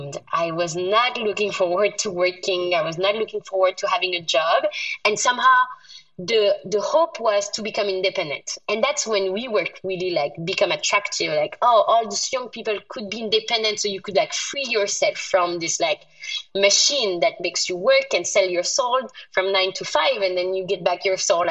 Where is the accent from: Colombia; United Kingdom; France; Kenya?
France; moved away; I was born in France, but being the first generation French in my family, my parents were born in North Africa